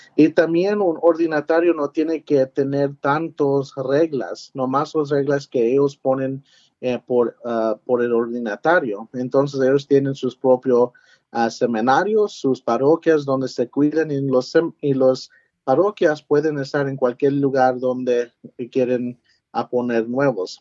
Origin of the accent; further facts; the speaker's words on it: San Antonio, Texas, United States; moved away as an adult; also born or lived in Converse, Texas / Washington, D.C.; now in Fort Worth, United States; me nací en San Antonio